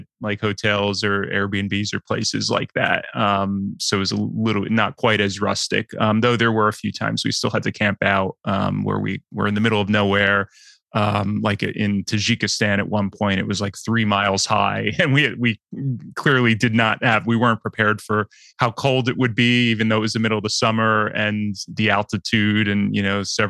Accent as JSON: {"language": "English", "country": "United States", "said": "as an American"}